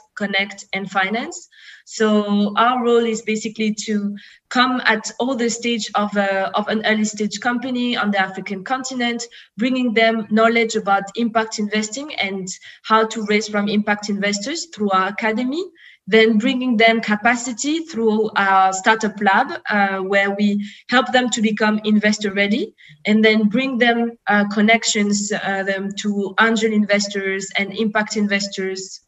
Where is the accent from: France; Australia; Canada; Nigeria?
France; moved away as an adult; now in Frankfurt, Germany; I grew up in France, but I have all my family back in Congo, Mali, and Senegal